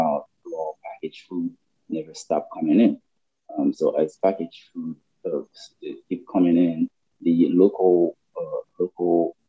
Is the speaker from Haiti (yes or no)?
yes; Cap-Haïtien, Nord, Haiti; moved away; I grew up in Cap Haitian